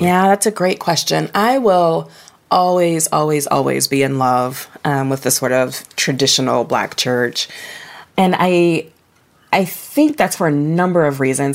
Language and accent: English; Toledo, Ohio, United States; I grew up in Toledo, Ohio